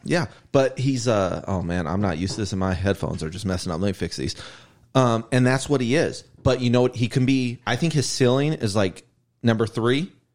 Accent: South Euclid, Ohio, United States; I'm from South Euclid, Ohio

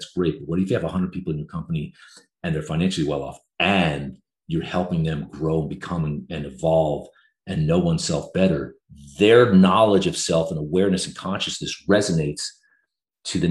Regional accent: New Jersey, United States; moved away as an adult; also born or lived in Vermont / London; I'm from New Jersey, went to school in Vermont, came back to New Jersey, was working downtown Manhattan.

